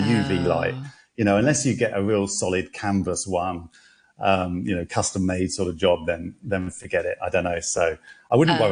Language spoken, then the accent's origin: English; London, United Kingdom; now in Hong Kong; I'm from London, you know, I used to cycle around all the time